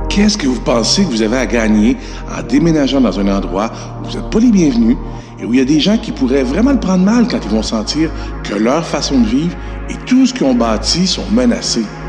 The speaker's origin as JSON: {"language": "French", "town": "Montreal", "region": "Quebec", "country": "Canada", "tie": "born or raised there", "said": "Je suis fier d'être né ici, d'être québécois, d'être canadien"}